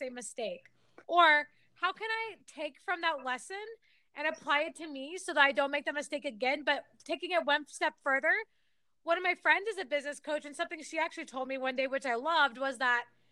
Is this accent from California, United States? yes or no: no; Texas, United States; now in Washington, D.C., United States; I'm a DC transplant, Texas native. I grew up in Texas and lived all over the country